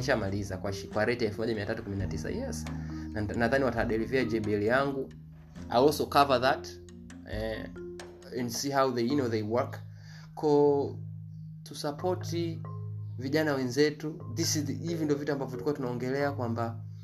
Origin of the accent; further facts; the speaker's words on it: Tanzania; mi kama mtanzania